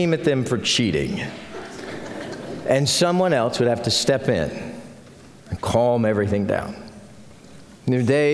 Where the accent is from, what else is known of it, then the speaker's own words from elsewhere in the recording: Carrizo Springs, Texas, United States; When I was a kid growing up in Carrizo Springs